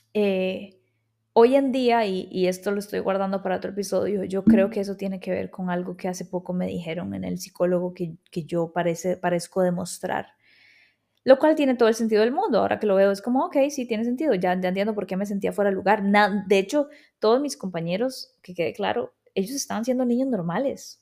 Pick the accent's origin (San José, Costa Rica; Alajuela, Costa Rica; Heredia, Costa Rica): San José, Costa Rica; Escazú; accent: tico; also born or lived in Buenos Aires, Argentina; Yo em, crecí en Escazú, em, en San Rafael de Escazú o centro de Escazú